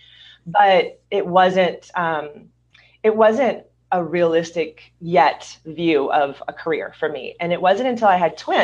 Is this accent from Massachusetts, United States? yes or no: no; Louisiana, United States; also born or lived in Hollywood, California; now in Southern California, United States; I'm originally from Louisiana